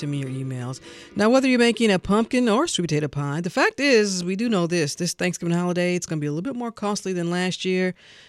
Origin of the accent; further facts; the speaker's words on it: St. Louis, Missouri, United States; I'm from St. Louis